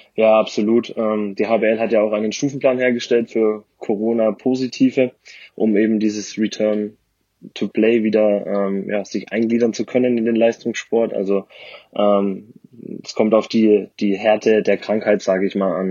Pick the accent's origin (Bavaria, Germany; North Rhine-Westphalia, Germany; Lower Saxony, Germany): Bavaria, Germany; Ansbach; Da komme ich her, genau. Gebürtiger Frange